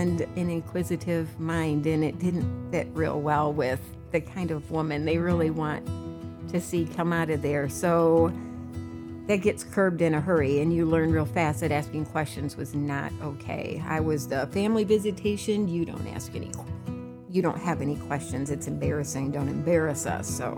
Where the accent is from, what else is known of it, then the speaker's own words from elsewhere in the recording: Hudsonville, Michigan, United States; I grew up in Hudsonville, Michigan, the oldest of four children